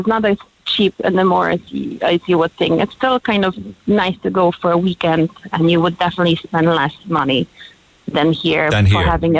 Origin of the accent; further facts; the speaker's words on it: Poland; now in Ireland; I'm from Poland, right?